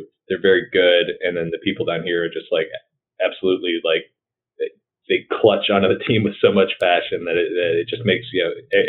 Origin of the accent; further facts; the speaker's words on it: Wisconsin, United States; moved away as an adult; now in Louisiana, United States; which is how I wound up here in Louisiana. I'm from Wisconsin originally.